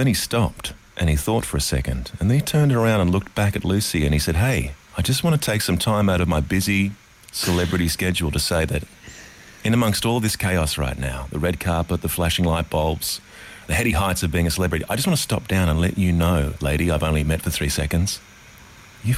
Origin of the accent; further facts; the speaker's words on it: Australia; we're Australian.